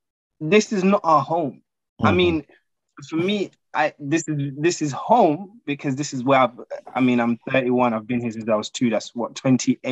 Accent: Uganda; moved away; We love Uganda. We want to experience the best that our country has to offer.

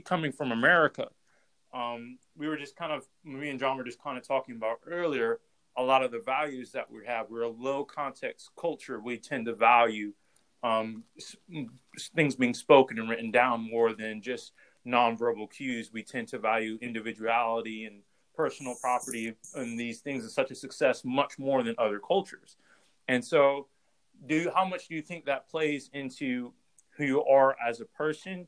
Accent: Ohio, United States; we're from Ohio

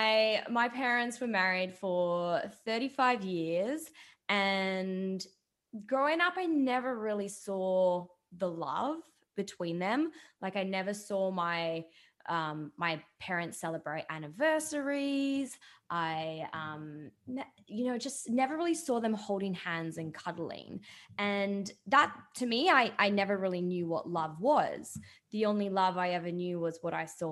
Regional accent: Dubai, United Arab Emirates; I grew up in a very different Dubai, because when I grew up in Dubai, it was nothing but desert

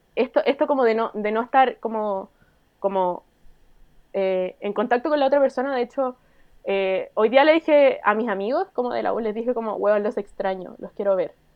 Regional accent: Chile; also born or lived in France; los chilenos que nos, nos íbamos a Francia

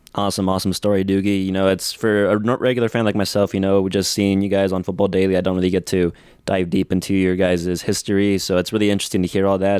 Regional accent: United States; here in the States where I am from

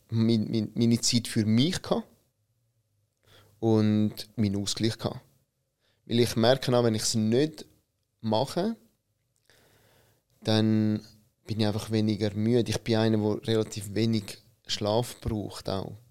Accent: Italy; Und ich bin einer, der als Italiener gerne Kaffee trinkt.

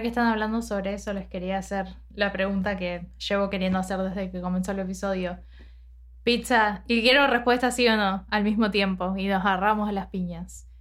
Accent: Argentina; nosotros obviamente nacimos y nos criamos en Argentina

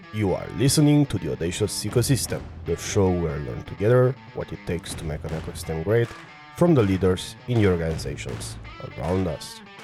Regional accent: Romania; I'm from Romania

